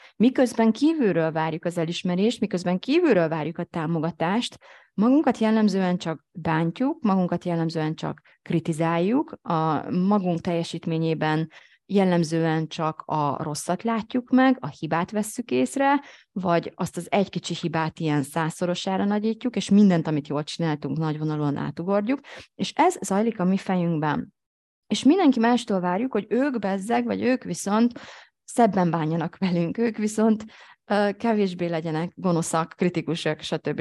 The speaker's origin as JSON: {"language": "Hungarian", "country": "Hungary", "said": "én is magyar vagyok"}